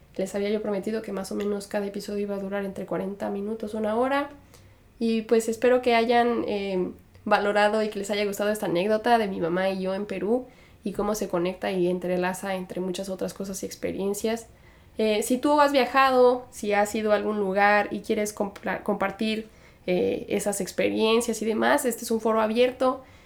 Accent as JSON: {"language": "Spanish", "country": "Mexico", "moved": "yes", "said": "soy de México"}